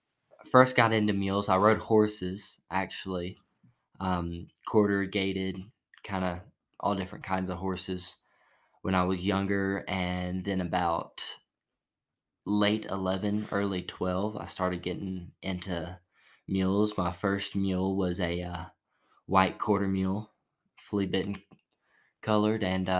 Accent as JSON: {"language": "English", "town": "Silsbee", "region": "Texas", "country": "United States", "said": "Southeast Texas, about an hour from Louisiana, and in a town called Silsbee. Not real heard of, but about 30 minutes away from Beaumont."}